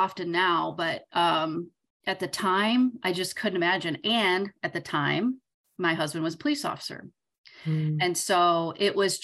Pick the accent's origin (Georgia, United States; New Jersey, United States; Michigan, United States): Michigan, United States; Southern; I'm from Southern Michigan